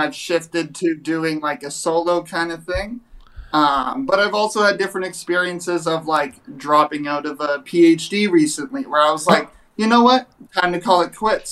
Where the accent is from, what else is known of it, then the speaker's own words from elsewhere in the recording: Saskatoon, Saskatchewan, Canada; I'm from Saskatoon